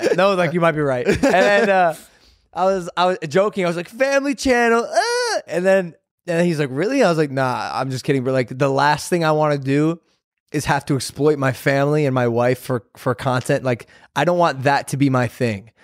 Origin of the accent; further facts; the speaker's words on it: Ohio, United States; we grew up in Ohio